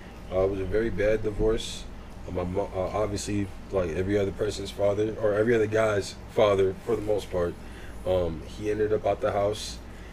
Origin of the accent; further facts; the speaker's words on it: Spring Hill, Florida, United States; also born or lived in West Palm Beach, Florida; And Spring Hill's, it's all right. I've lived here my whole life. I would definitely say I'm raised in Spring Hill. I have definitely the most memories in Spring Hill. And the home that I've been in the longest is definitely Spring Hill.